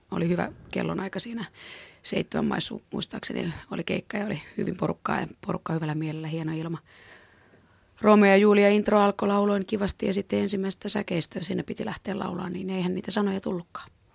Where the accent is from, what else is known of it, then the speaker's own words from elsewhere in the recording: Finland; mä oon tuolta maalta kotoisin